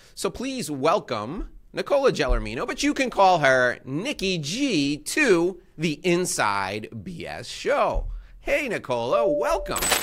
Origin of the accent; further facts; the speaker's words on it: New York, United States; I grew up in New York my whole life